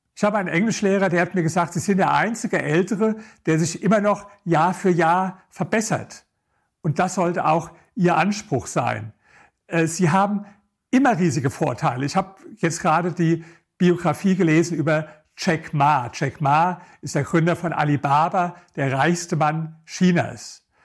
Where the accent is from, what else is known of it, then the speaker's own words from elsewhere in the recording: Germany; accent: German; meinen deutschen Akzent